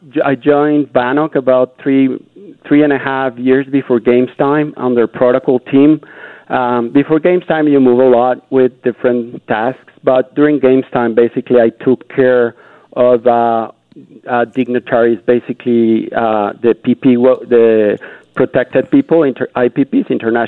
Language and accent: English; Canada; Unity, passion, being Canadian.